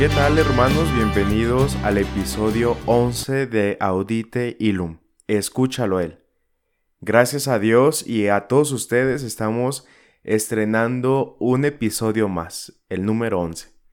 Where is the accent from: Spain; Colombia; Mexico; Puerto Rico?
Mexico; Zacatecas; en mi ciudad natal aquí en Zacatecas